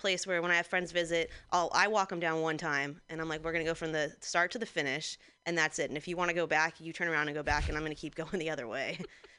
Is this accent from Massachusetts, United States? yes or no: no; Santa Clarita, California, United States; my hometown. I'm from Santa Clarita, outside of LA, and I learned that later on that it's apparently a huge meth place.